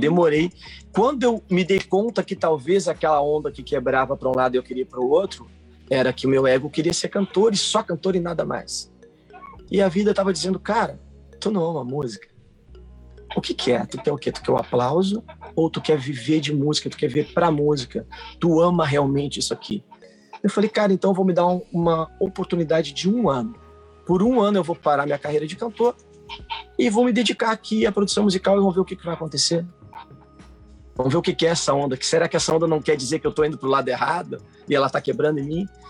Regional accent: Porto Alegre, Rio Grande do Sul, Brazil; sou de Porto Alegre

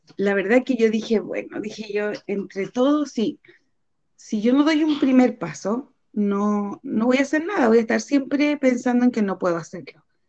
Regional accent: Puente Alto, Santiago Metropolitan Region, Chile; soy de Puente Alto

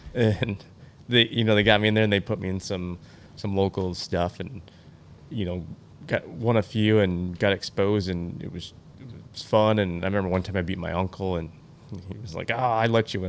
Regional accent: Michigan, United States; born and raised in Michigan

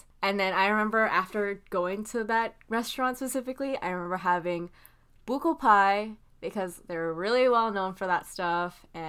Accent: Parañaque, Metro Manila, Philippines; moved away; I am actually from Manila, so I grew up in, like, the city, and, like, I specifically grew up in Parañaque City, which is, like, about an hour away from, like, Metro Manila, which Manila is the capital of the Philippines.

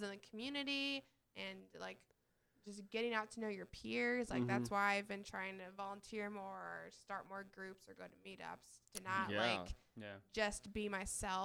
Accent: Crown Point, Indiana, United States; I remember growing up, and I grew up in Crown Point, Indiana

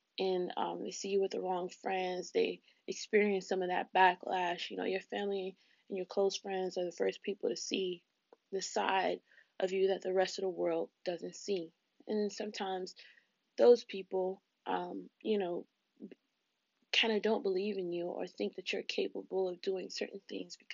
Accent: South Florida, United States; I grew up in South Florida

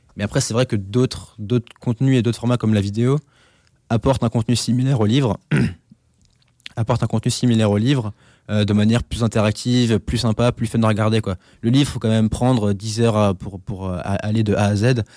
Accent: Alsace, Grand Est, France; Chez moi, en Alsace

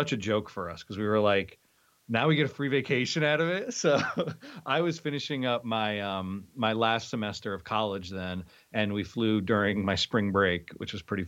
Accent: Lake Ariel, Pennsylvania, United States; moved away; also born or lived in Philadelphia; the house that I grew up in is in Lake Ariel, Pennsylvania

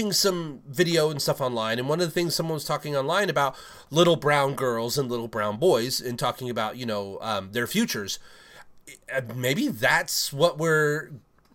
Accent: England, United Kingdom; moved away; I am actually from England

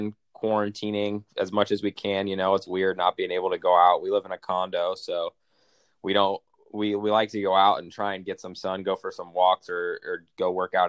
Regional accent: Connecticut, United States; I grew up in Connecticut

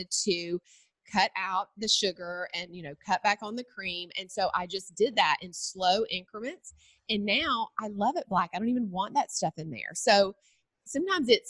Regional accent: Cochran, Georgia, United States; also born or lived in Macon, Georgia; So I am a Georgia girl. I was born in Macon. That's the middle Georgia area. And then I grew up in a really small town called Cochran.

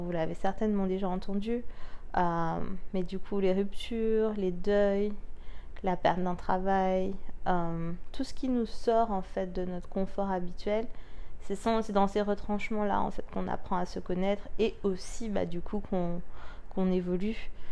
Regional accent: France; Nous, en tant que Français

